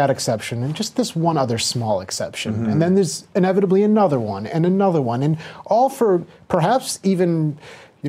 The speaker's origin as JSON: {"language": "English", "town": "Skokie", "region": "Illinois", "country": "United States", "tie": "born or raised there", "said": "I grew up in Skokie, Illinois"}